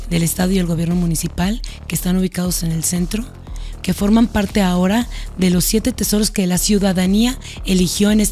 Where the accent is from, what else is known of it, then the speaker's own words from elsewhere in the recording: Aguascalientes, Mexico; ¿Cómo se siente Aguascalientes para poderse vender de una forma más genuina? Si somos ese destino mexicano, mexicano, que es el deseable, porque tenemos charrería, tenemos escaramuzas, tenemos folclore, tenemos cultura